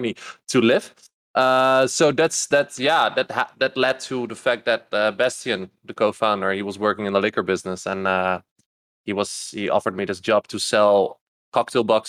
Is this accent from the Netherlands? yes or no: yes; Netherlands; moved away as an adult; also born or lived in Louisville, Kentucky; I'm Dutch from the Netherlands. Don't live there anymore